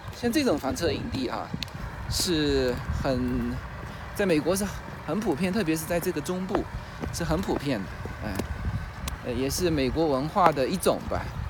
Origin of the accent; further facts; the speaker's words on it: China; 我们中国人很少这样子